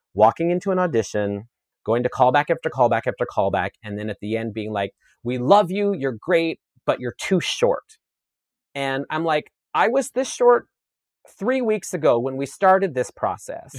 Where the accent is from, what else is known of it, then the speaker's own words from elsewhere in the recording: Saskatchewan, Canada; I grew up in Saskatchewan, Canada, on a grain farm